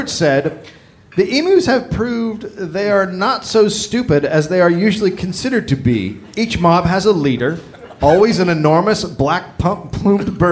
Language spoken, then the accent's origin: English; United States; I'm American.